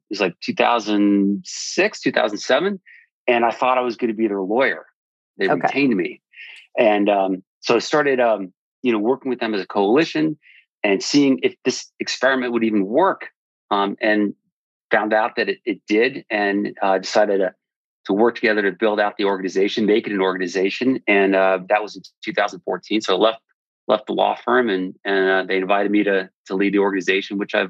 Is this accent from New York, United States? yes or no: yes; New York, United States; moved away as an adult; also born or lived in Washington, District of Columbia, United States; now in Montgomery County, Maryland, United States; I'm originally from New York, but ended up in DC for work after law school, moved down to DC in the late 90s